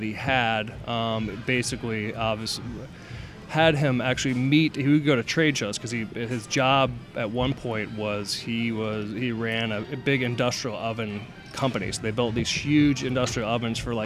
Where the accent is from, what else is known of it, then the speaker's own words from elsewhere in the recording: Ohio, United States; also born or lived in Charleston, South Carolina; now in Atlanta, United States; I grew up in Sugarland Falls, Ohio